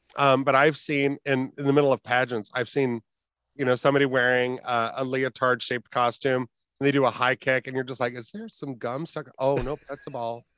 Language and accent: English; Fort Wayne, Indiana, United States; growing up in Fort Wayne, we had, I think, three gay bars at the time